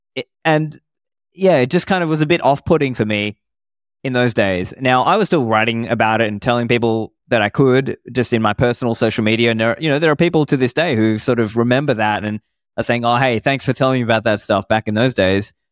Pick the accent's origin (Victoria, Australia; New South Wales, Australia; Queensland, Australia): New South Wales, Australia; Sydney; also born or lived in Sri Lanka; I grew up in Sydney in Australia